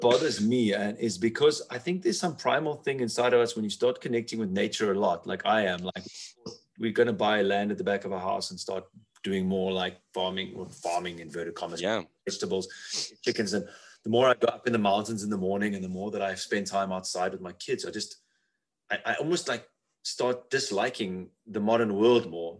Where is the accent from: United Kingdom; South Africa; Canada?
South Africa; where I come from South Africa